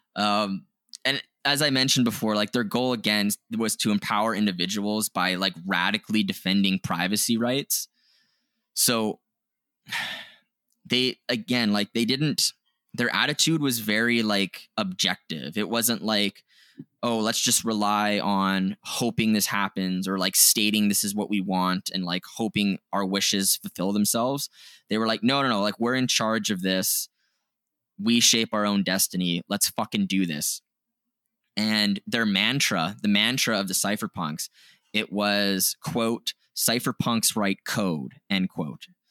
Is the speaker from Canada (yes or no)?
yes; Canada; we're Canadian, we're not familiar with, uh, the U S history as much, like, we're not taught it in our education system